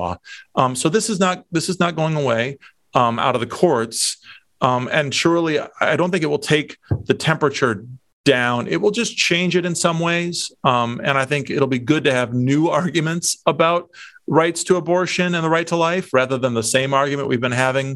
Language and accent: English; Dubuque, Iowa, United States; now in Washington, United States; I'm from Dubuque, the beautiful part of Iowa, up in the Northeast.